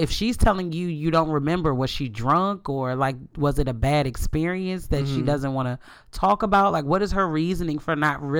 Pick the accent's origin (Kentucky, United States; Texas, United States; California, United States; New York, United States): New York, United States; So I'm a lesbian from New York, and I've been with my girl on and off for 4 years.